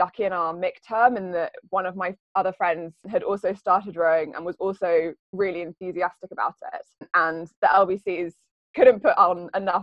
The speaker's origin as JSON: {"language": "English", "town": "Cambridge", "region": "East of England", "country": "United Kingdom", "tie": "born or raised there", "moved": "as an adult", "said": "So I grew up in Cambridge. I've lived in Cambridge all my life up until the last few years"}